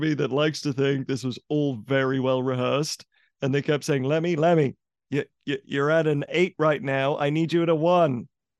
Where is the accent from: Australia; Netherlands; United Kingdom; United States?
United Kingdom; England; I grew up in England